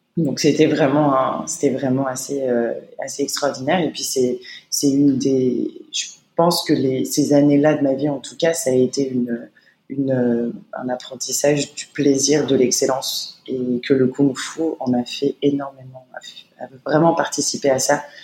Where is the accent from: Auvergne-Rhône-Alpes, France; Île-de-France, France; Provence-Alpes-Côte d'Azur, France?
Île-de-France, France; Paris; moved away as an adult; now in China; Je suis née à Paris dans le 13e arrondissement